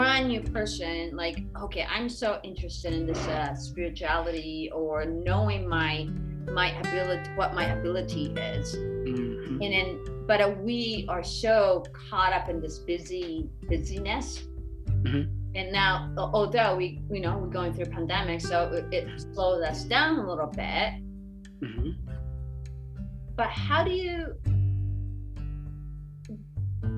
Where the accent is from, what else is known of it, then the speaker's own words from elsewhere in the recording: Japan; I was born in Japan and raised in Japan